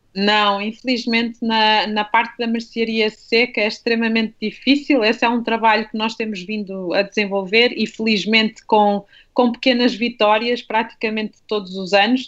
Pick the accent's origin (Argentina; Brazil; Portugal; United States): Portugal; Minho; now in Lisbon, Portugal; eu sou minhota, eu venho de uma família, quer do lado materno, quer do lado paterno, de longas gerações de lavradores